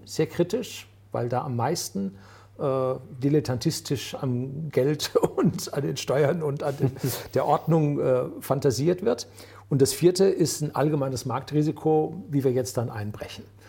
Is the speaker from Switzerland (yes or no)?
no; Germany; bei uns in Deutschland